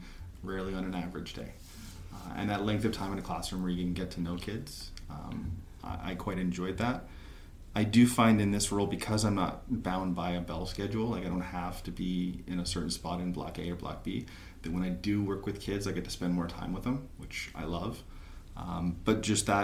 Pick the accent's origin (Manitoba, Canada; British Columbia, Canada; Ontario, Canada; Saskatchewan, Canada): British Columbia, Canada; White Rock; I was born in Peace Arch Hospital